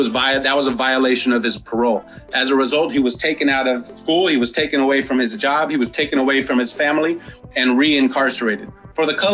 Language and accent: English; San Diego, California, United States; also born or lived in Encanto, San Diego; I grew up in Linda Vista, Southeast has kind of been my adopted community